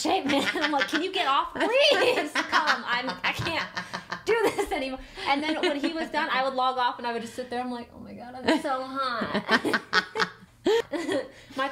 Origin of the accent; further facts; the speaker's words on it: Missouri, United States; I'm actually from Missouri